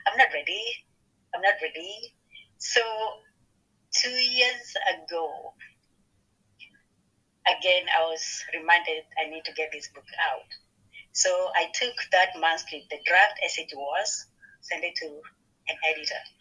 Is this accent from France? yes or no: no; Kenya; now in Ohio, United States; I'm from Kenya, Africa, but at the moment I live in Ohio.